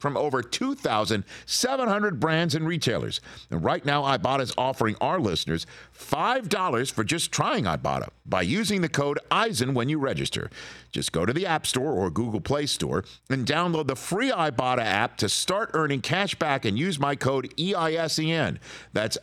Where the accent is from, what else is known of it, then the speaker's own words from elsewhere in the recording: New York City, New York, United States; moved away; I'm still a native New Yorker